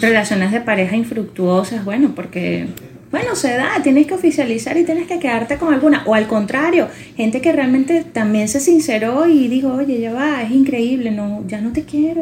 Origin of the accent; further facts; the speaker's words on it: Venezuela; nosotros le colocamos como venezolanos